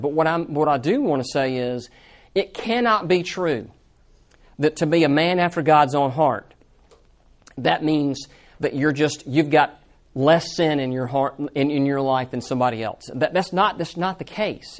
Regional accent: Georgia, United States; now in Birmingham, United States; I'm not from Birmingham originally. I'm uh, from Georgia

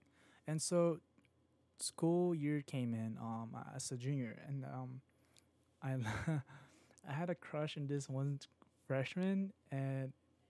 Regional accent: Virginia, United States; I was just like here in Virginia. I'm just from Virginia, and I travel up north, probably what New York and Philadelphia and Washington.

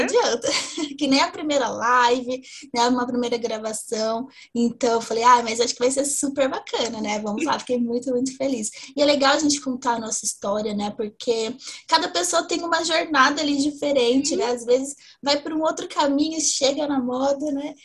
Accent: interior of São Paulo, Brazil; now in Ribeirão Preto, Brazil; eu sou do interior de São Paulo

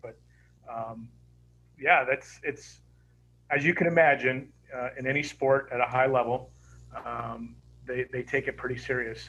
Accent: Toronto, Ontario, Canada; moved away; growing up in Toronto

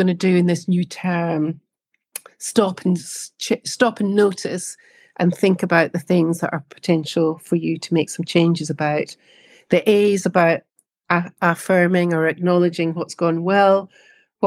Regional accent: Scotland, United Kingdom; for me, being Scottish, the marking of a new year is really important

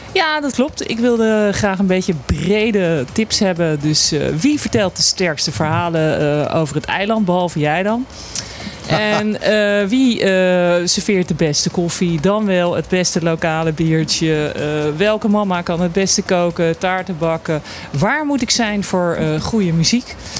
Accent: Abcoude, Utrecht, Netherlands; Ik kom uit het pittoreske Apkoude bij Amsterdam

